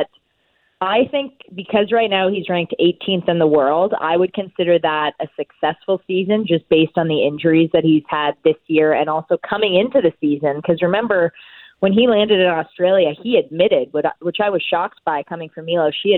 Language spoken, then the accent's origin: English; Canada; I'm a Canadian tennis fan.